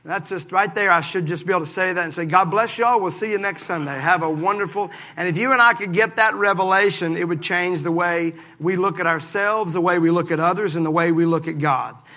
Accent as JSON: {"language": "English", "region": "Mississippi", "country": "United States", "said": "I'm from Mississippi"}